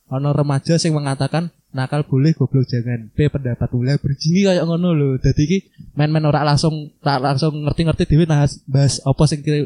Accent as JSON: {"language": "Indonesian", "town": "Semarang", "region": "Central Java", "country": "Indonesia", "said": "Saya dari Semarang juga, sama seperti Agung."}